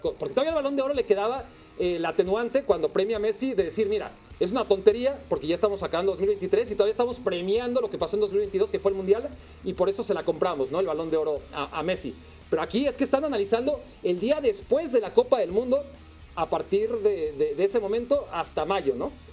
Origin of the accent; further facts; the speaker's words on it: Mexico; Como mexicano